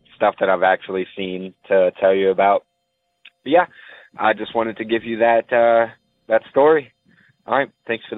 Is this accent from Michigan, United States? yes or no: no; Shepherdsville, Kentucky, United States; I'm from Shepherdsville, Kentucky. This is my first time calling.